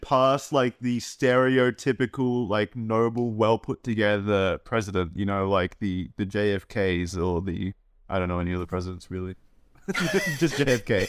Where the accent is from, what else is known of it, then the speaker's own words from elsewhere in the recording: Australia; as an Australian